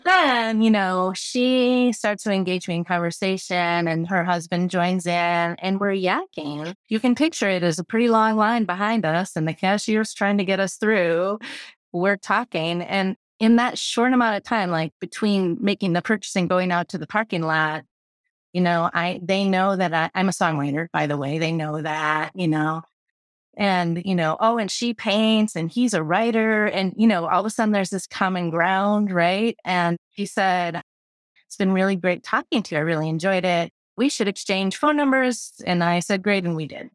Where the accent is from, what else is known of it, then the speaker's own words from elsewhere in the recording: Midwest, United States; moved away as an adult; also born or lived in Boston; I'm from the Midwest